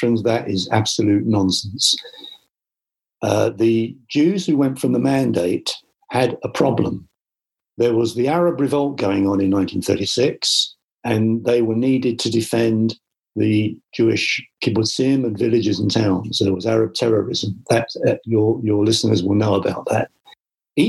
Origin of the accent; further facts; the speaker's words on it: London, United Kingdom; I was brought up with that in the East End when I went to school.